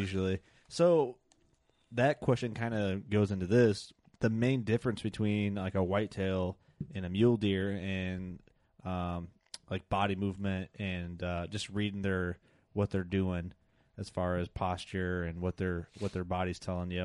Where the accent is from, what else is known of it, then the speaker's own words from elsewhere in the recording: Illinois, United States; we're all from Illinois in here